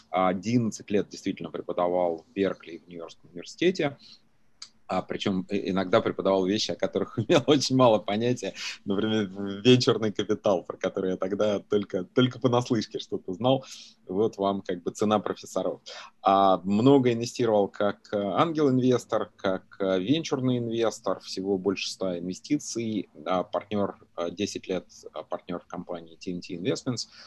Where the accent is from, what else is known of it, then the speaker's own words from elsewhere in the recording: Stary Oskol, Belgorod Oblast, Russia; moved away as an adult; also born or lived in Novokuznetsk, Kemerovo Oblast, Russia; now in United States; я родился в Сибири, в Новокузнецке, вырос э, в таком маленьком городке, которого, может, по Федору Емельяненко народ знает, Старый Оскол а, в Белгородской области. 25 лет э, живу в Америке.